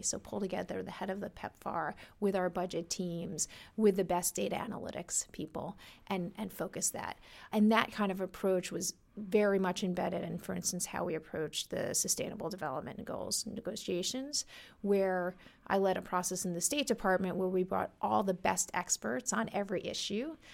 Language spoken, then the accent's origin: English; New York City, New York, United States; I grew up in New York, in Brooklyn